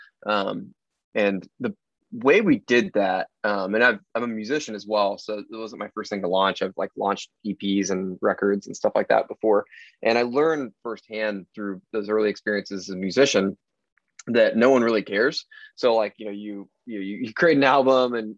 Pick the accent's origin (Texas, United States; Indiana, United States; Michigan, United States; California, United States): Texas, United States; Fort Worth; moved away as an adult; now in Austin, United States; I'm from Fort Worth, Texas, live in Austin, have the past 6.5 years